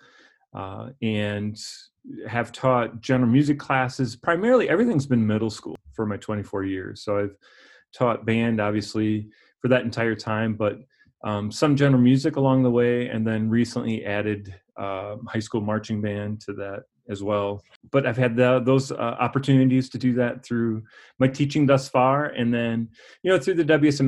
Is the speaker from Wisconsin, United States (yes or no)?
yes; La Crosse, Wisconsin, United States; also born or lived in Eau Claire, Wisconsin; I grew up in La Crosse, Wisconsin, attended Logan High School on the north side of La Crosse